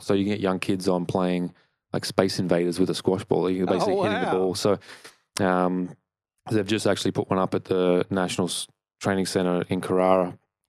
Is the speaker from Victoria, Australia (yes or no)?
yes; Melbourne, Victoria, Australia; when I grew up in Melbourne